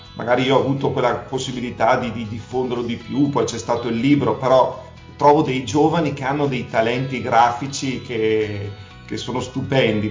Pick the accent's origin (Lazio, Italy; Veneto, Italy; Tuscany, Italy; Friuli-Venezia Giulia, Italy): Veneto, Italy; Verona; moved away as an adult; now in Moniga del Garda, Italy; Io sono veronese, veneto